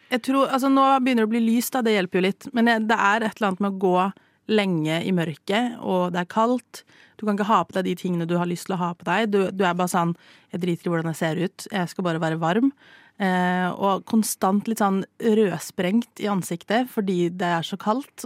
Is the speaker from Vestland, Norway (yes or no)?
no; Stavanger, Rogaland, Norway; moved away; Jeg bodde hjemme i Stavanger i noen uker